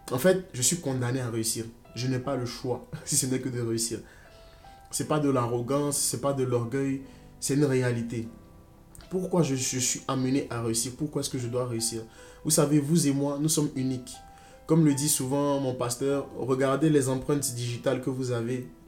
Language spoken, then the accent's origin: French; Côte d’Ivoire; moved away as an adult; now in France; J'ai grandi en Côte d'Ivoire. Je suis né en Côte d'Ivoire. J'ai grandi en Côte d'Ivoire. Et là, maintenant, je suis en France. J'ai fait euh, jusqu'au bac en Côte d'Ivoire. Et après, je suis venu en France.